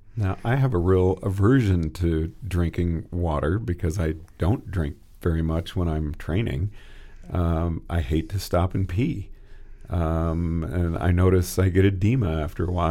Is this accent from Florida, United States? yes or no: no; Texas, United States; moved away; also born or lived in Oregon / Colorado; I grew up in Texas